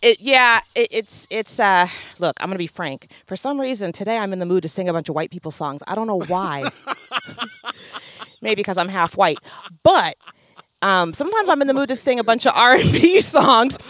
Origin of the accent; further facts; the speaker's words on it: Oregon, United States; growing up in Oregon